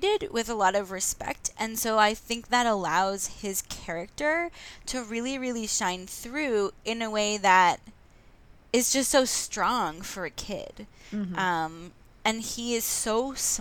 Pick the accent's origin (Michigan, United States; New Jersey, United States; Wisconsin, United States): New Jersey, United States; West Orange; I'm from New Jersey, because they shot a lot of it in South Orange, and I'm from West Orange